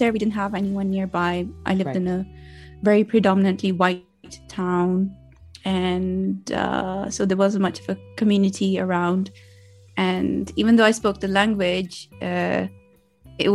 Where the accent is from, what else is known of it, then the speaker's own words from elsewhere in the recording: Pakistan; accent: Pakistani American British; moved away as an adult; also born or lived in Karachi; now in United Kingdom; I was born and raised in Pakistan, like Shell, and I live in the UK now.